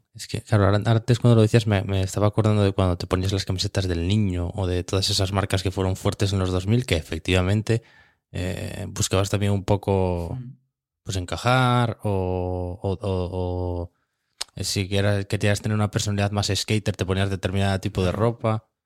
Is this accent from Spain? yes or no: yes; Asturias, Spain